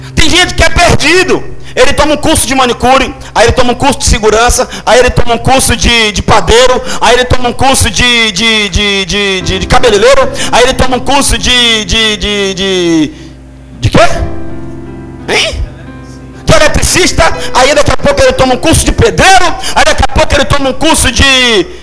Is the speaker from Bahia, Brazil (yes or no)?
yes; Salvador, Bahia, Brazil; Eu nasci aqui no Iperba. Meu primeiro emprego foi em Brotas.